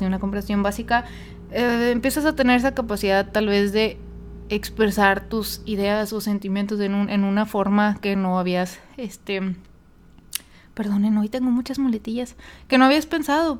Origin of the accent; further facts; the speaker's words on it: Monterrey, Nuevo León, Mexico; first language Spanish; yo soy mexicana y pues nací, nací y em, aprendí a hablar español pero debido a que vivía en una ciudad, este, no fronteriza, pero pues sí a una hora de la frontera, que es Monterrey